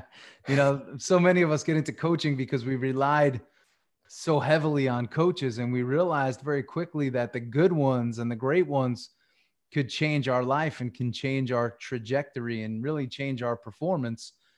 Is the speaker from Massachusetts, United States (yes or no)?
no; Long Island, New York, United States; moved away as an adult; also born or lived in Tampa; I grew up on Long Island.